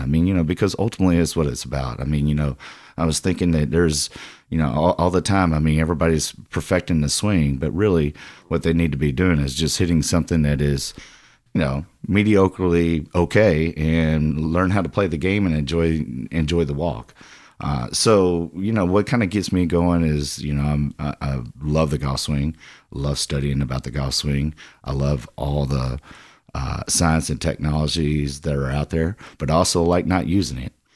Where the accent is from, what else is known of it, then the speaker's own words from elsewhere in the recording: Louisville, Kentucky, United States; I'm a Louisville native, and, I mean, you know, again, uh, kinda grew up right here.